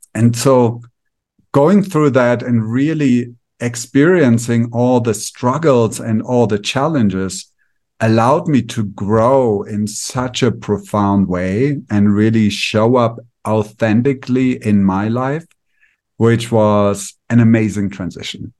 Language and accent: English; Germany; moved away as an adult; also born or lived in India; now in Mexico; I grew up in Germany, regular childhood.